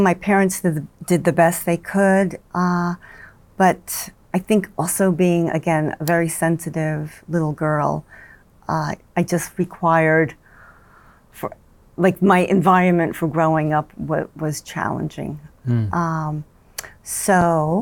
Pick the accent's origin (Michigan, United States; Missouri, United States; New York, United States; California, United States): New York, United States; accent: New York; my New York accent